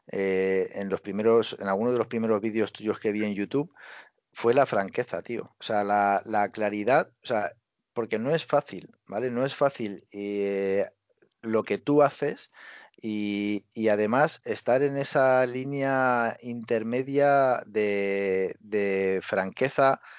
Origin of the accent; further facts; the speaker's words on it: Barcelona, Catalonia, Spain; tengo 26 años, o tengo 27 años, eh, soy de Barcelona, eh, sí, hablo catalán